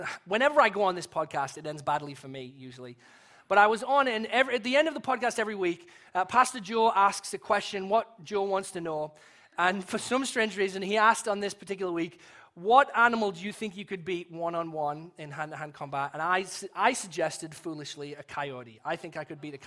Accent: England, United Kingdom; as an Englishman

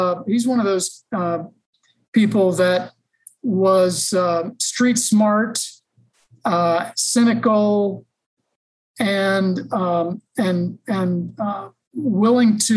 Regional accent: Westerville, Ohio, United States; I was born and raised in the Columbus, Ohio area. Actually grew up in a suburb called Westerville, Ohio.

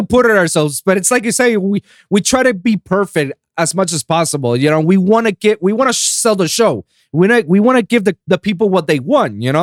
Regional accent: Puerto Rico; my hometown of Puerto Rico

